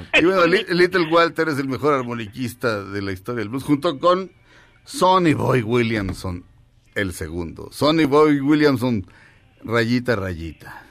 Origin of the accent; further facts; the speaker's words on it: Mexico; Somos mexicanos, todos